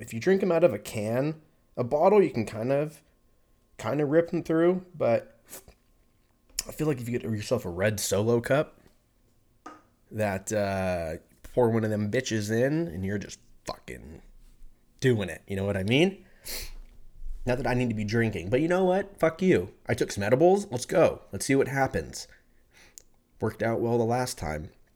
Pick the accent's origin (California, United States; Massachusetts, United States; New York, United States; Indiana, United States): California, United States; moved away as an adult; now in Texas, United States; I'm from California